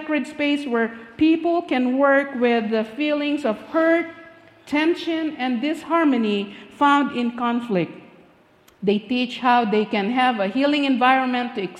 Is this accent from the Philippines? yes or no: yes; Philippines; moved away; I was born and raised in the Philippines